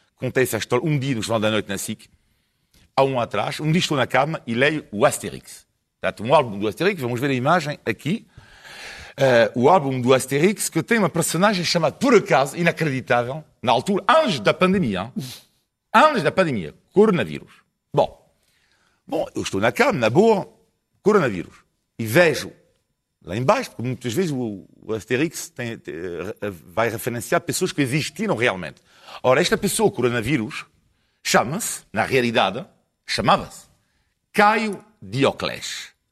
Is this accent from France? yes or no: yes; France; Portuguese is a second language; now in Portugal; sou francês, fraco italiano